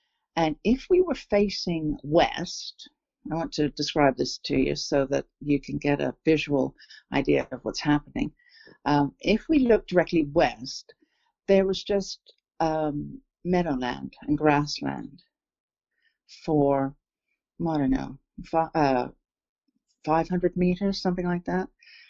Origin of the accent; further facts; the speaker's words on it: England, United Kingdom; moved away; also born or lived in Toronto, Canada; because I was born here in England, in the town where I grew up as I was born here in a small town on the south coast of England, and I have returned here. I went to Toronto with my family in 1966.